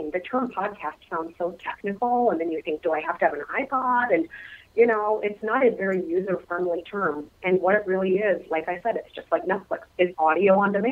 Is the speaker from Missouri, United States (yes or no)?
no; Minnesota, United States; my home state of Minnesota. I am a native Represent. Minnesotan.